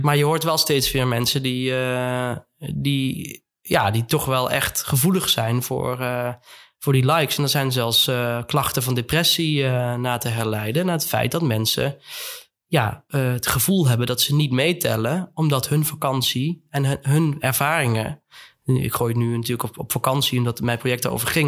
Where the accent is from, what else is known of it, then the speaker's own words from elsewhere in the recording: Netherlands; also born or lived in Eindhoven / Amsterdam; wij als, als Nederlanders